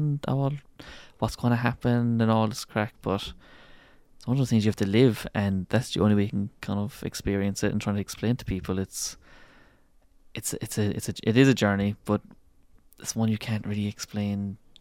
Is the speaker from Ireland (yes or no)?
yes; Tralee, Munster, Ireland; I'm from Tralee in Kerry